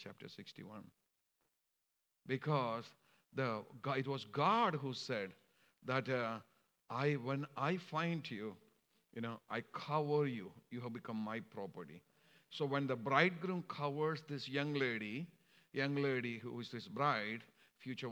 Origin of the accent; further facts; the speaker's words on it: Kerala, India; moved away; I'm from India, and we are called the Syrian Christians in India.